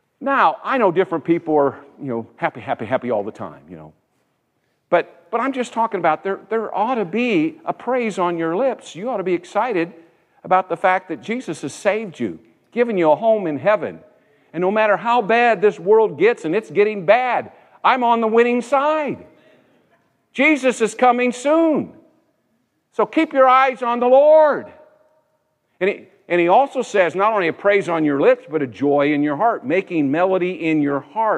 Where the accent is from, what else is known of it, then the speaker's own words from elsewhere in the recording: United States; I was born here. I'm an American citizen.